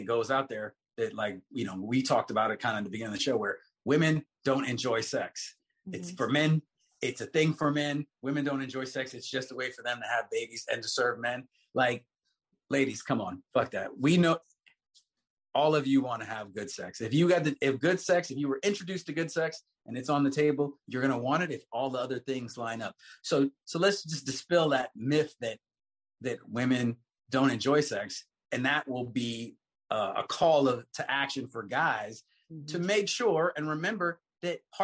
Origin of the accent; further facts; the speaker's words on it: Bahamas; I'm from the Bahamas